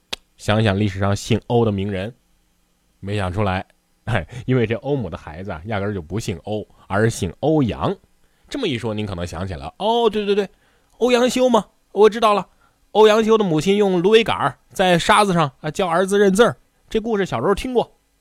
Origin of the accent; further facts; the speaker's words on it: China; 但是神奇的是什么呢？我们中国人却毫无障碍地接受了这个节日